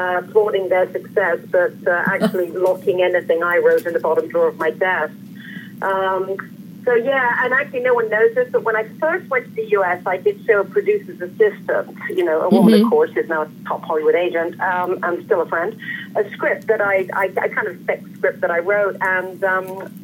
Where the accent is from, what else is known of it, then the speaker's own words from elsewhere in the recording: London, United Kingdom; I was born and raised in London